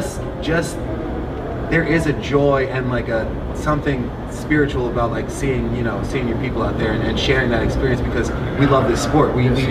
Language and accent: English; Philadelphia, Pennsylvania, United States; I grew up in North Philly, and I guess I had an interesting experience I was one of three black players on the team